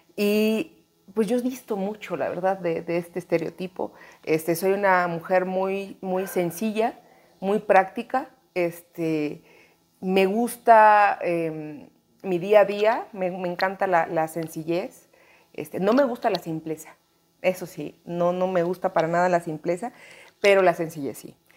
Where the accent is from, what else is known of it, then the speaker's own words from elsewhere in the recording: Chiapas, Mexico; moved away as an adult; now in Mexico City, Mexico; soy de Chiapas y nunca he querido soltar mi código postal